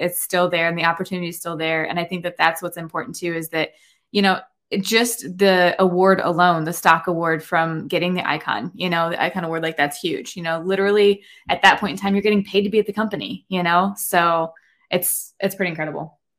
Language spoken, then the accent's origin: English; Indiana, United States; also born or lived in Northeast Ohio; now in Ohio, United States; I am actually originally from Indiana, um, but I was transplanted to Ohio about maybe eleven, twelve years ago at this point